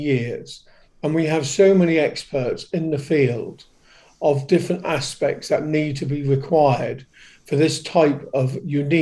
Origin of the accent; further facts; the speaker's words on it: Great Yarmouth, East of England, United Kingdom; Great Yarmouth, my hometown